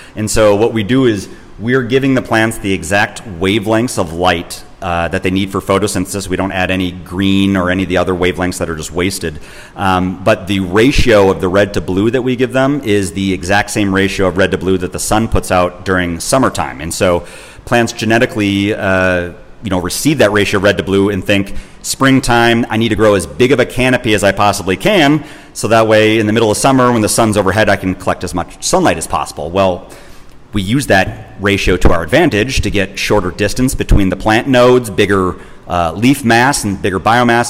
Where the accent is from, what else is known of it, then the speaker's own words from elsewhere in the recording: Wisconsin, United States; I'm from Wisconsin. I was raised in Wisconsin